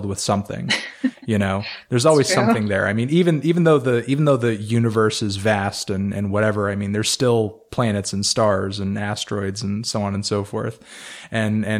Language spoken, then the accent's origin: English; New England, United States; I'm from New England myself. So, I mean, you know, I've pretty much been surrounded by trees for most of my life.